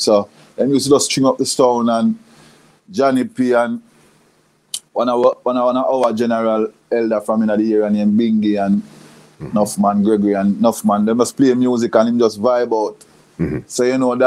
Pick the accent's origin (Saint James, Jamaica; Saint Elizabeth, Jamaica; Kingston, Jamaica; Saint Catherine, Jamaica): Saint James, Jamaica; Montego Bay; I was born and raised in Moby, mm-hmm. Montego Bay, Jamaica